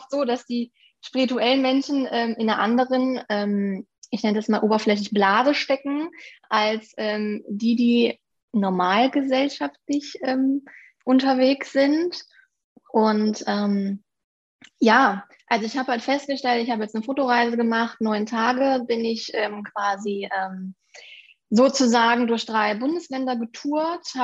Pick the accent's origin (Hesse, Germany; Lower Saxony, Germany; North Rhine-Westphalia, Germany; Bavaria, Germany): North Rhine-Westphalia, Germany; Aachen; bin 29 Jahre alt, komme aus den ähm, schönen Aachen und bin Fotografin